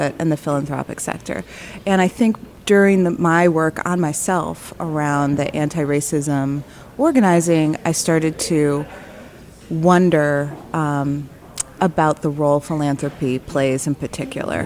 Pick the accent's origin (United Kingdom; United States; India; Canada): United States; Chicago, Illinois; moved away as an adult; also born or lived in Michigan; now in Detroit, United States; I am from Chicago, South Side